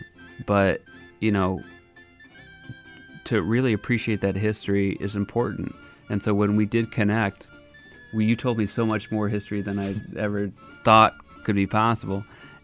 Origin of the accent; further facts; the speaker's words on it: Saginaw, Michigan, United States; I was born and raised in Saginaw, Michigan